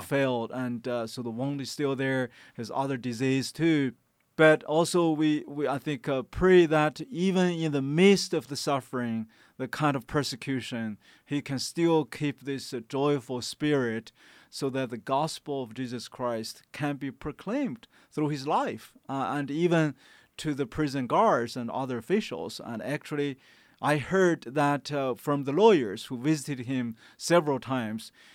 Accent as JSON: {"language": "English", "region": "Shandong", "country": "China", "tie": "born or raised there", "moved": "yes", "said": "my hometown province, uh, of Shandong"}